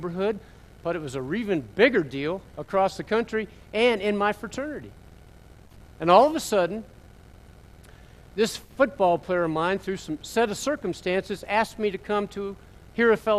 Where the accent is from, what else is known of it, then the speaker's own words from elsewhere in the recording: Pennsylvania, United States; also born or lived in Memphis, Tennessee; I grew up in Pennsylvania. I was born in Northampton, Pennsylvania, small town. 6 weeks later, I'm in Memphis, Tennessee.